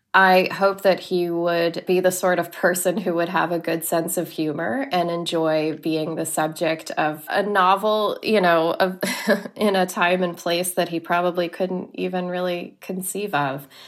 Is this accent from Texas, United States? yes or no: yes; Laredo, Texas, United States; also born or lived in Corpus Christi, Texas; I grew up in Laredo, Texas, until I was ten, and then we moved to Corpus Christi